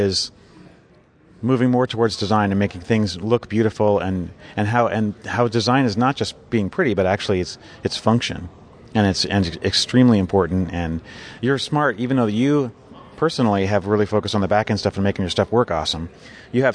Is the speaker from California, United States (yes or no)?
yes; Southern California, United States; I grew up in Southern California, so everybody from here just drives there all the time